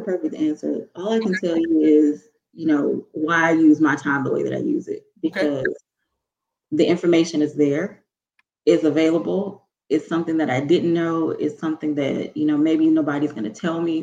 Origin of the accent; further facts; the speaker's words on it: Mississippi, United States; I'm from Mississippi